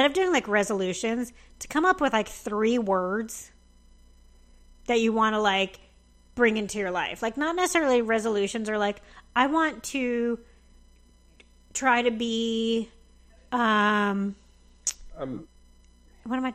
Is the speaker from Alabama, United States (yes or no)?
no; New Jersey, United States; moved away as an adult; I was back at home in New Jersey